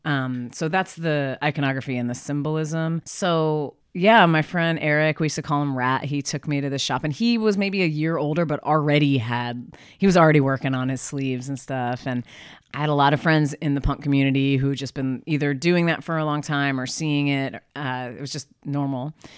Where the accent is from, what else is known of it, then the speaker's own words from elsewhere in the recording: Philadelphia, Pennsylvania, United States; now in Portland, United States; I'm from Philly.